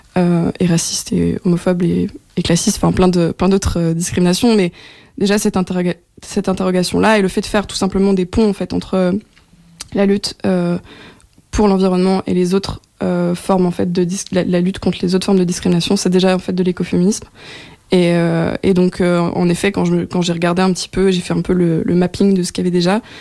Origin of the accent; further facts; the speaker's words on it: France; moved away as an adult; also born or lived in Belgium; now in Brussels, Belgium; je suis française d'origine et je suis arrivée en Belgique il y a maintenant cinq ans